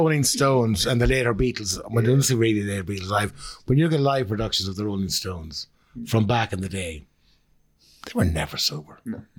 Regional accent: Ireland; That's the beauty of being Irish.

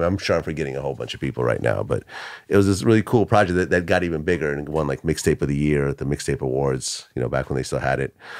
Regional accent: Bay Area, California, United States; first language Russian; English is a second language; also born or lived in Ukraine / Boston, Massachusetts; I moved to California, uh, to the Bay Area, uh, I started third grade over

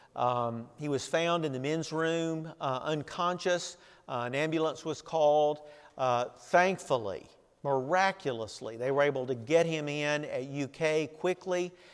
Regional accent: Tennessee, United States; moved away; we lived growing up in Tennessee

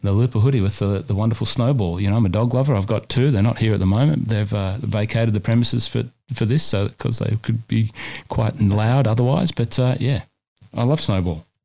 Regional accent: New South Wales, Australia; now in Melbourne, Australia; my home state of New South Wales

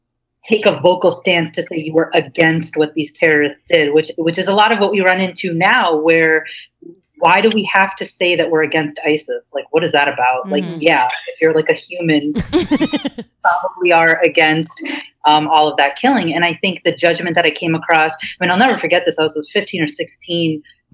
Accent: Midwest, United States; I grew up in the Midwest as a Muslim American Pakistani, and there weren't very many Muslims.

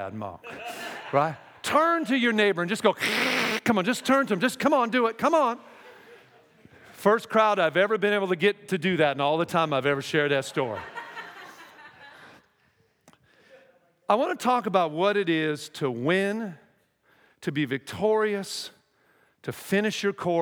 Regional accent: Seattle, Washington, United States; moved away as an adult; now in Texas, United States; I'm from Seattle

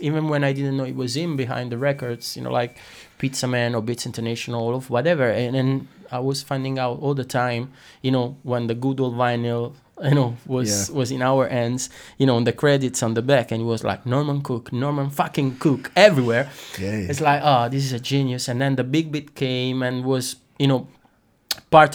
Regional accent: Naples, Campania, Italy; English is a second language; moved away as an adult; now in London, United Kingdom; I come from Naples

